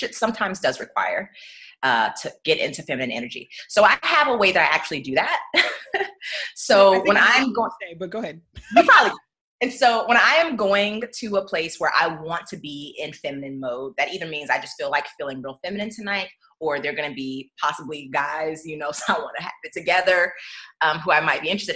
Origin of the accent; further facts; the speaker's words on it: Jacksonville, Florida, United States; moved away as an adult; now in Seattle, United States; back home, I'm from Jacksonville, Florida